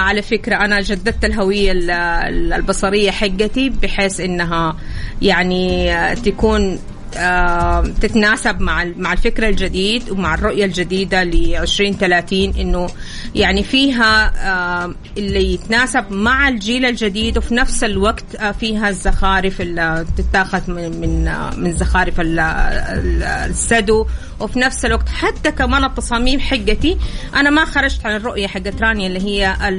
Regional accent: Saudi Arabia; انا كمصممه سعوديه

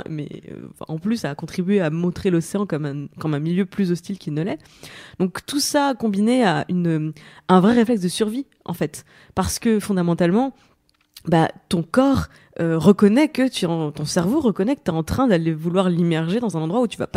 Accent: Grand Est, France; En Moselle.

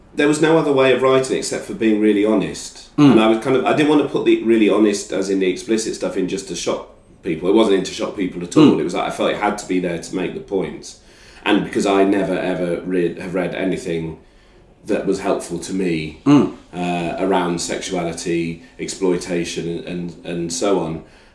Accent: England, United Kingdom; trying to deal with things that I'd not properly dealt with through being English.

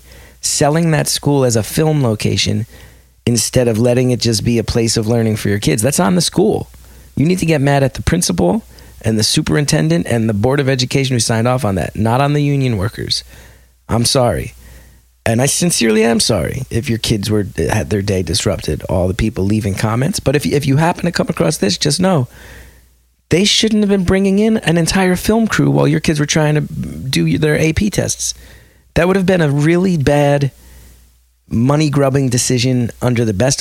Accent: West Orange, New Jersey, United States; I grew up in West Orange.

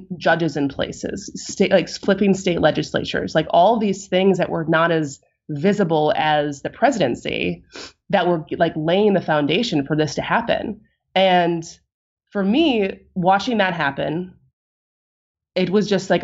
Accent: Madison, Wisconsin, United States; growing up in Madison, my high school was down the street from

